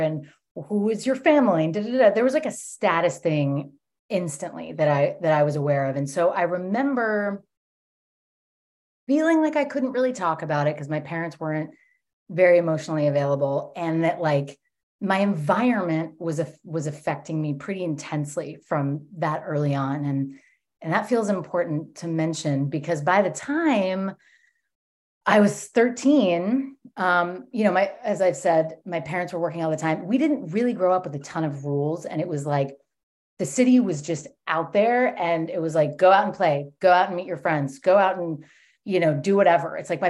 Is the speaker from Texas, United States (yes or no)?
no; New York, United States; born there; I was born in 1984 in New York.